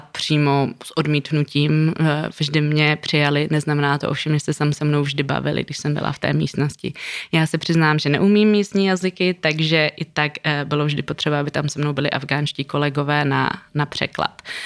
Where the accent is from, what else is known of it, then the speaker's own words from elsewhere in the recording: Czechia; also born or lived in Kabul, Afghanistan; jsme z Československa